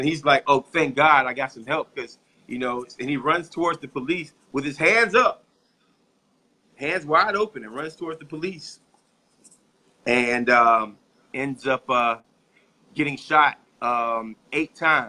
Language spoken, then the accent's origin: English; Tallahassee, Florida, United States; my hometown